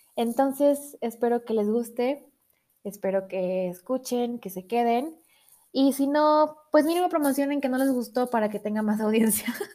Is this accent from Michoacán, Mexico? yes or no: no; Monterrey, Nuevo León, Mexico; now in Mexico City, Mexico; yo nací en Monterrey, entonces tengo ahí un poco de filosofía regia